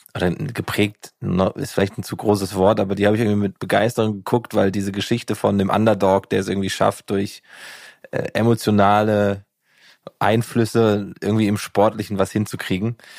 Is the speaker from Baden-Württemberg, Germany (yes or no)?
no; Gießen, Hesse, Germany; ich komme ja aus Gießen